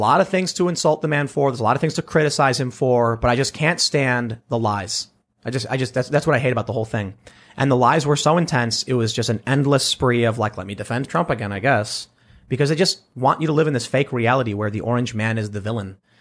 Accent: Chicago, Illinois, United States; where I lived on the south side, it wasn't as crammed as, say, downtown or Manhattan

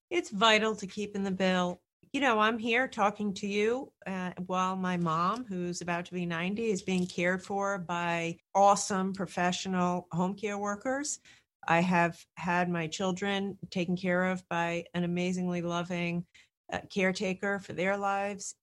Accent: Rhode Island, United States; I come from Rhode Island

